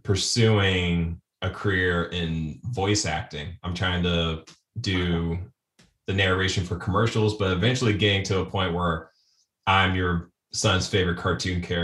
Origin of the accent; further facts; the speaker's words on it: Springfield, Ohio, United States; moved away as an adult; now in Columbus, United States; I'm in Columbus, Ohio. I was born in Springfield